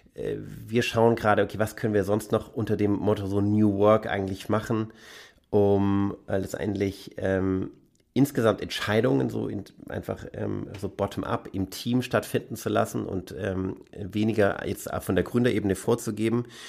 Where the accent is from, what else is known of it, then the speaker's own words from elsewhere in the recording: Stuttgart, Baden-Württemberg, Germany; moved away as an adult; also born or lived in Egypt; ich bin ursprünglich in, im Süden von Deutschland aufgewachsen, in, in, in Stuttgart, sozusagen als Halbschwabe, Halbpalästinenser